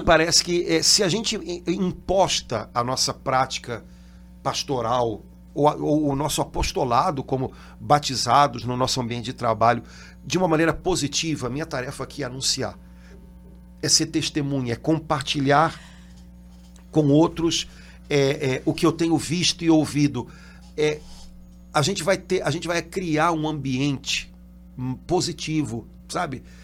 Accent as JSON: {"language": "Portuguese", "country": "Brazil", "said": "Eu sou brasileiro"}